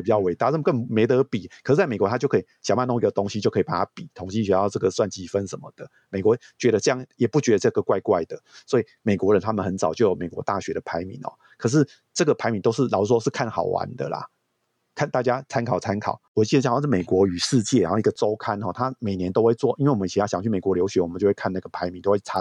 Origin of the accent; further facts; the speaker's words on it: Taiwan; 我们台湾人